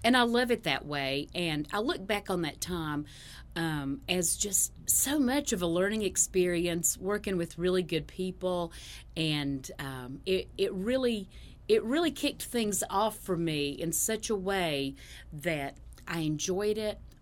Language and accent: English; Ashe County, North Carolina, United States; I grew up in Ashe County, which is the very northwest corner of North Carolina